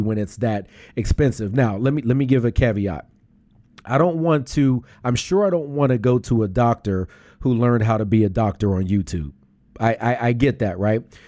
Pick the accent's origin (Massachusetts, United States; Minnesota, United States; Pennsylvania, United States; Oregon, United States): Pennsylvania, United States; Pittsburgh; now in Philadelphia, United States; I'm from Pittsburgh.